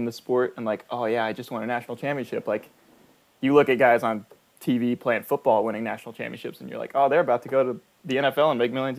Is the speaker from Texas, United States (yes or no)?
yes; Houston, Texas, United States; I'm from Houston